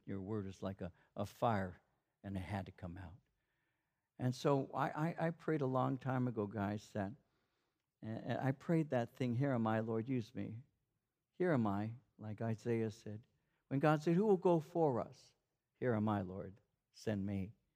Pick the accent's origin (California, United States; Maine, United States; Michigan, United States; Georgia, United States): California, United States; Norwalk; I grew up in Norwalk